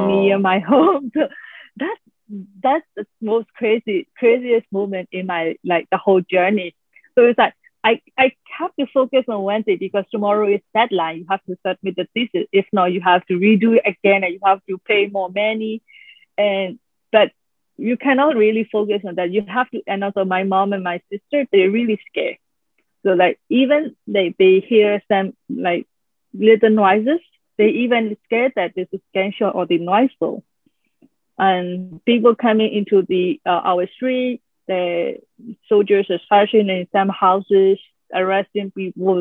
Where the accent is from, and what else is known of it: Myanmar; born or raised there; moved away as an adult; also born or lived in Netherlands